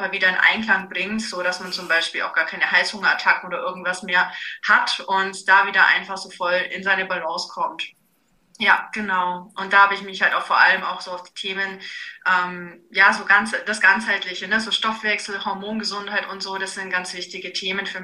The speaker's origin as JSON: {"language": "German", "town": "Augsburg", "region": "Bavaria", "country": "Germany", "said": "äh, ich komme aus Augsburg"}